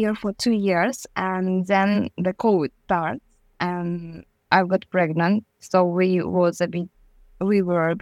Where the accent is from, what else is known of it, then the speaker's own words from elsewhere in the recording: Kazakhstan; English is a second language; moved away as an adult; also born or lived in Kyrgyzstan / London; I will say from Kazakhstan